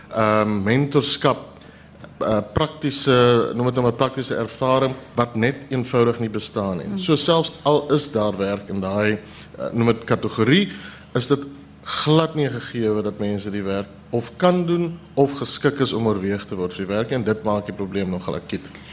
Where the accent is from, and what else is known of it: South Africa